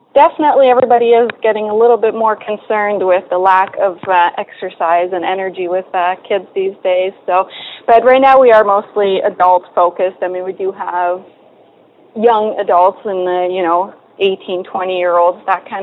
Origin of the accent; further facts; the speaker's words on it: Poland; moved away; I was just a silly little kid growing up in Poland